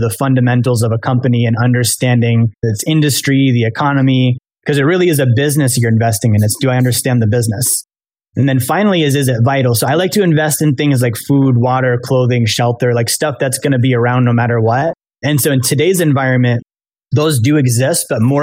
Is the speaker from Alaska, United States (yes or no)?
yes; Alaska, United States; now in Florida, United States; I'm from Alaska, but I live in Florida now.